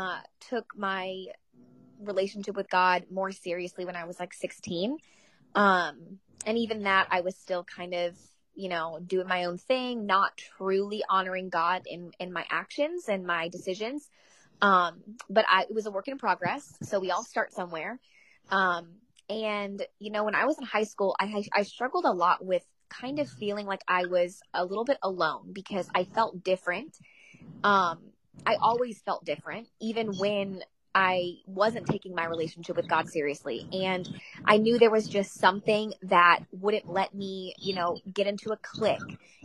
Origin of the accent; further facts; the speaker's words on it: Jacksonville, Florida, United States; Jacksonville, Florida.